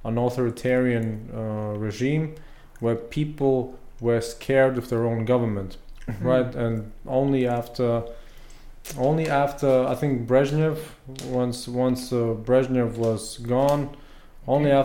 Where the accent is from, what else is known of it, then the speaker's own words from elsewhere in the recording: Latvia; I was born in the Soviet Union, but I grew up in independent Latvia